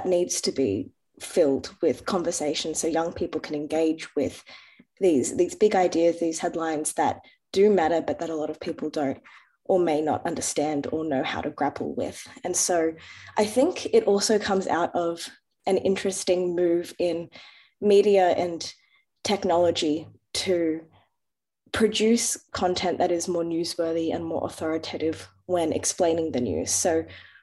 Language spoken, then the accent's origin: English; Australia; I'm Lebanese Australian, born in Australia. My grandparents are from Lebanon